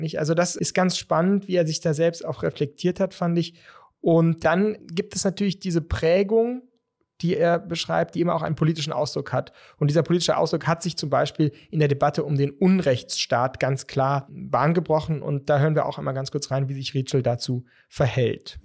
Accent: Berlin, Germany; Ich selbst bin 1988 geboren und in West-Berlin aufgewachsen

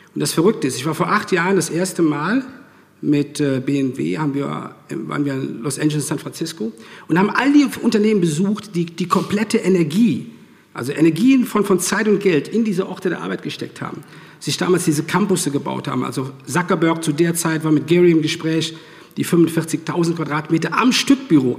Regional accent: Rhineland, Germany; moved away as an adult; now in Regensburg, Germany; habe ich dann meine Heimat verlassen, ähm, das Rheinland.

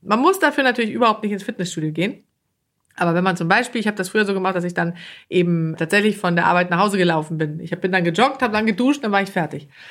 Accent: Sweden; moved away; als Schwedin

